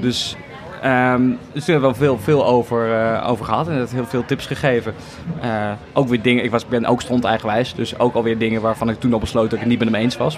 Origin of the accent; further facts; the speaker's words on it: The Hague, South Holland, Netherlands; ik kom uit Den Haag eigenlijk. En ik mhm. heb heel lang toneelcursussen gedaan bij het Korenhuis. Dat is een soort cultureel cursuscentrum